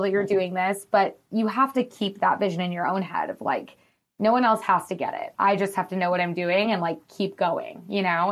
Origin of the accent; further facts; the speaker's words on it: Madison, Wisconsin, United States; now in Los Angeles, United States; I'm from Wisconsin, from Madison, which is, like, a college town